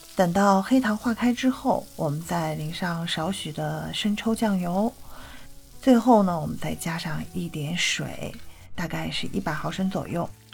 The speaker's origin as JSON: {"language": "Chinese", "town": "Xi'an", "region": "Shaanxi", "country": "China", "said": "我是西安人"}